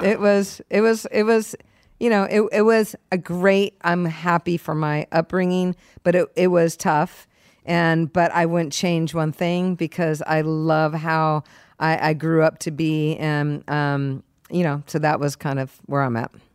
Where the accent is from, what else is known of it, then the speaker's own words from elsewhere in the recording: San Diego, California, United States; also born or lived in Springfield, Massachusetts; I was one years old and then we moved to San Diego. So I was raised in San Diego.